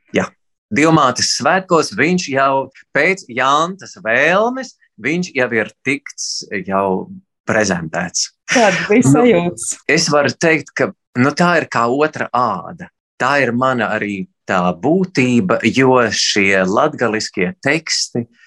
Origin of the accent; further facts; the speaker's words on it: Latvia; es esmu latvietis